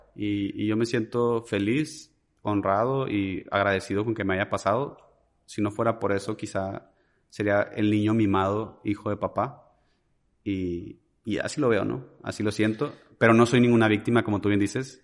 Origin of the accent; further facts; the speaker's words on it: Ciudad Juárez, Chihuahua, Mexico; moved away as an adult; soy originario de Ciudad Juárez, Chihuahua. Eh, fui muy feliz en esa ciudad de los, pues desde que nací hasta mis 21 años.